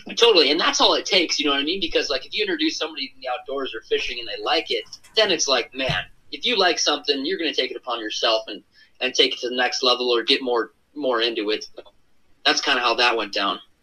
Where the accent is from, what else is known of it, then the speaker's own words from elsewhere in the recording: Minnesota, United States; I'm from Minnesota, just kind of a Midwest boy.